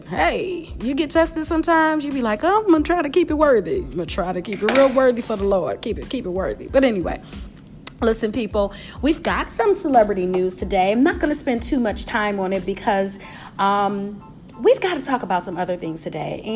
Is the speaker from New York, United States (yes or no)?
no; Detroit, Michigan, United States; I am in Detroit, my hometown.